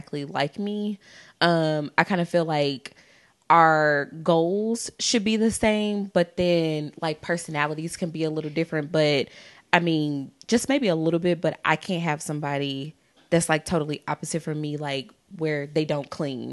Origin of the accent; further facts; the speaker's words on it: St. Louis, Missouri, United States; I'm from St. Louis